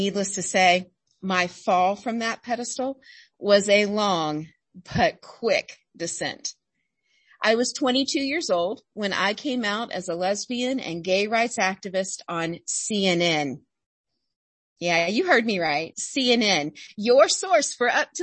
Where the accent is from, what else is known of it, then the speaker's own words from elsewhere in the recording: Alabama, United States; I grew up in Alabama, the first grandchild in a very large, very proper Southern family